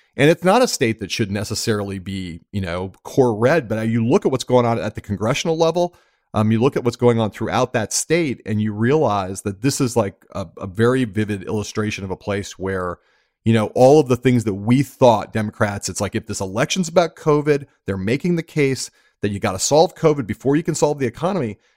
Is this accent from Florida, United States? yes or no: no; Los Angeles, California, United States; I grew up in Los Angeles, California